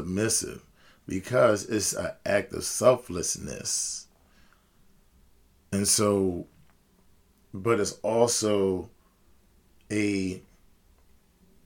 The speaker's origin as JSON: {"language": "English", "country": "United States", "said": "as I'm speaking as an American"}